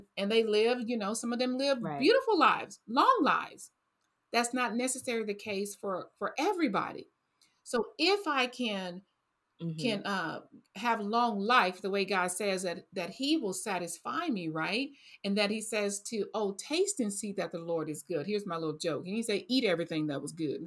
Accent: Texas, United States; I grew up on fried, I'm from Texas

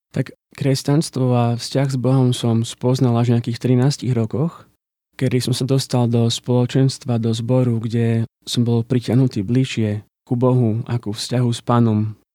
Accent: Košice, Košice Region, Slovakia; also born or lived in Žilina; now in Bratislava, Slovakia; Pochádzam z Košic a momentálne žijem v Bratislave a pracujem ako grafik

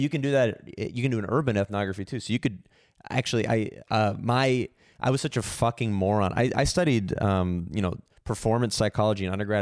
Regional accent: San Francisco, California, United States; I was born in San Francisco

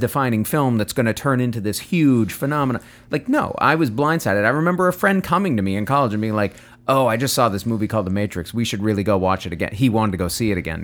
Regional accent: United States; I'm an American

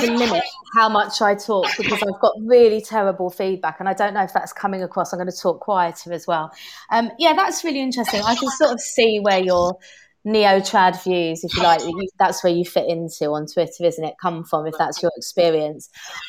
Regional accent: London, United Kingdom; accent: London Cockney; I went to Cambridge, but I had such a London Cockney accent and I think I purged it without realising

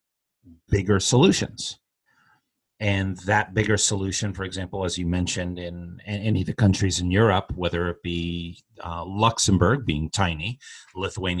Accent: United States; being a Westerner growing up in the United States, even though I've worked all over the world

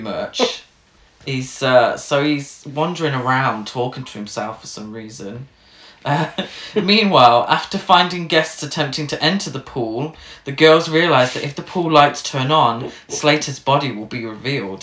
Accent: England, United Kingdom; us as English people

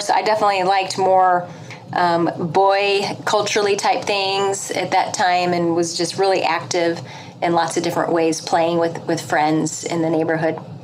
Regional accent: St. Louis, Missouri, United States; now in Philadelphia, United States; I'm from the Midwest, though. a St. Louis girl at heart. I'm transplanted to the East Coast

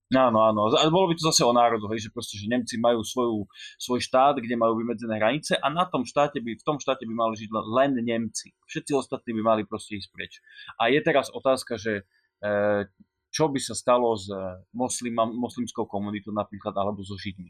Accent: Slovakia; som Slovák

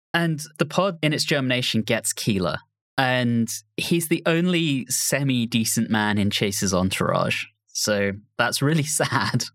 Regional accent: United Kingdom; moved away as an adult; now in United States; as a Brit who has lived in the U S for twelve years at this point

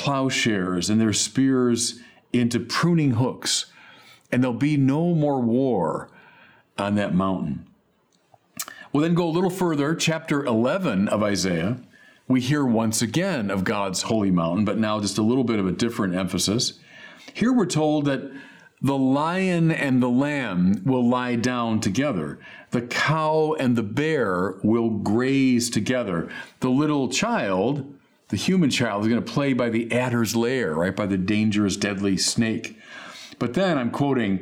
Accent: Chicago, Illinois, United States; now in Santa Barbara, United States; I'm from Chicago where everything is flat

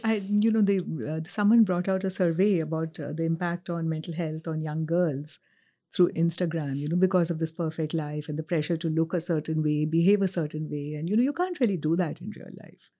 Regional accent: India; now in New York, United States; I grew up in India at a time pre-globalization

